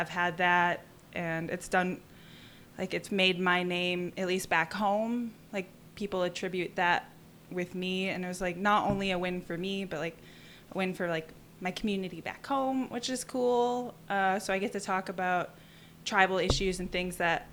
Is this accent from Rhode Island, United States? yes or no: no; southern Wisconsin, United States; moved away; also born or lived in Tucson, Arizona; I grew up in southern Wisconsin, and I moved to Tucson